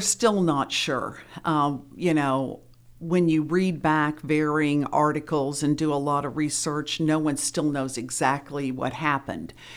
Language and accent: English; Springfield, Ohio, United States; moved away; also born or lived in Oxford, Ohio; I'm from Springfield, Ohio